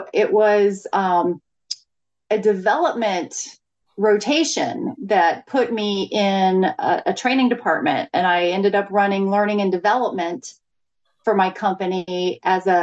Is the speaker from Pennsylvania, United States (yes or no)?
no; Florida, United States; I grew up in Florida